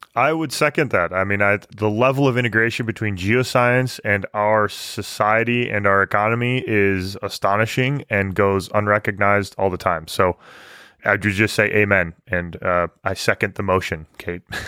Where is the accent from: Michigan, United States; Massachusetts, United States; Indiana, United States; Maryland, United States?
Michigan, United States; growing up in Michigan